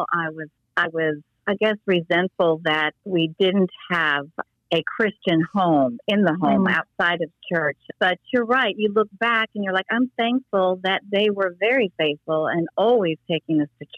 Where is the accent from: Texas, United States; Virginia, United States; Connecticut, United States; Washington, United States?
Virginia, United States; Fairfax County; also born or lived in Dayton, Ohio / Pennsylvania / Baltimore / Towson; at five, my sister and I landed in Fairfax County and basically grew up there most of our life